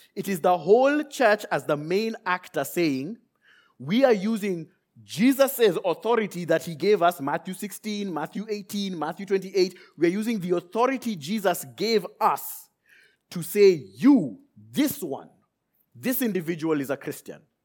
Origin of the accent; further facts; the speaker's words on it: Nairobi, Kenya; I left Nairobi, Kenya, where I was born and raised